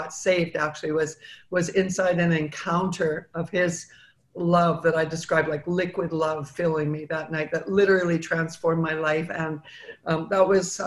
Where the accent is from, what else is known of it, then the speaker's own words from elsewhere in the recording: Vancouver, British Columbia, Canada; moved away as an adult; now in United States; I was born and raised in Vancouver, Canada